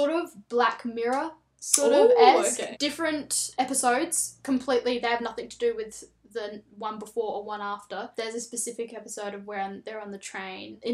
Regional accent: Australia; even though I'm Australian, I'm not from the UK

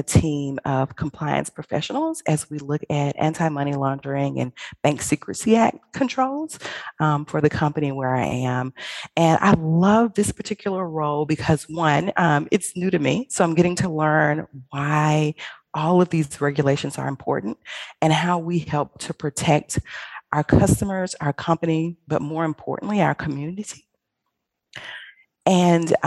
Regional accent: Birmingham, Alabama, United States; I'm from Birmingham, Alabama. I graduated from Ramsey High School

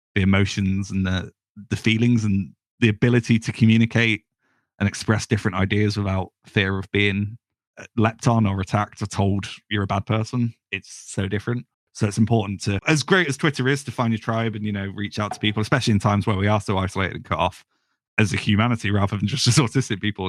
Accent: United Kingdom; I'm British

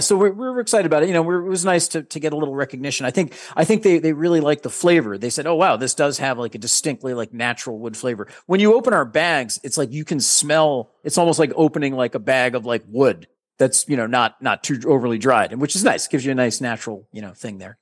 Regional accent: New England, United States; we're from New England

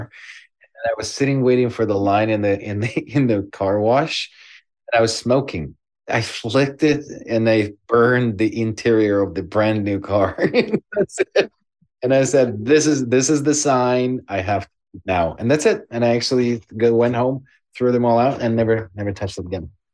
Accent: Ukraine; born or raised there; now in Canada

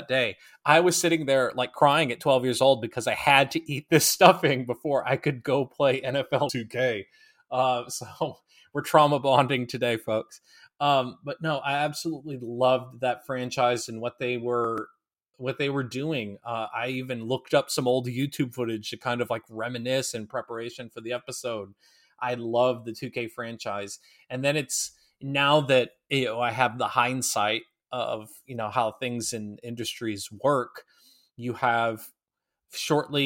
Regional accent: Minnesota, United States; growing up in Minnesota

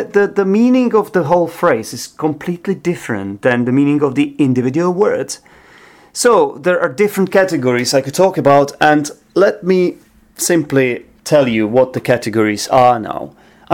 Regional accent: Czechia; now in London, United Kingdom

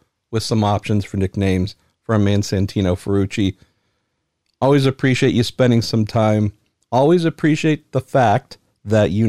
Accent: San Francisco, California, United States; I'm from San Francisco

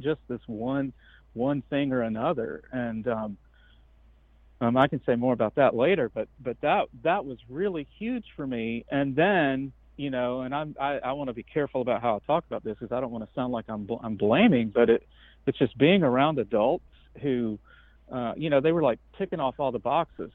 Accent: Georgia, United States; I grew up in Georgia

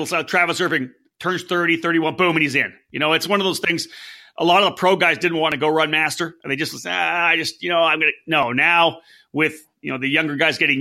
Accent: Canada; I'm from Canada.

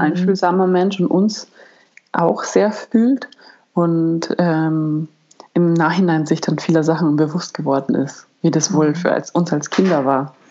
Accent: Germany; bei uns in Deutschland

